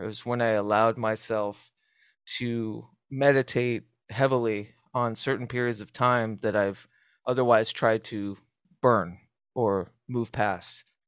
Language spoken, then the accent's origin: English; Southwest, United States; as a kid growing up in the Southwest